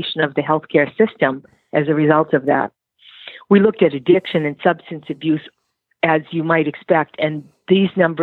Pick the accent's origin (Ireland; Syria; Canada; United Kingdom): Ireland; I'm Irish